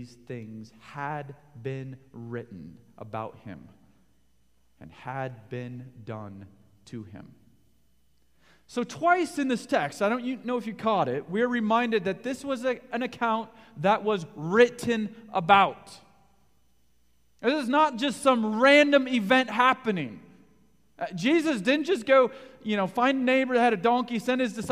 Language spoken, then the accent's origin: English; Denver, Colorado, United States; I grew up in Bronco country in Denver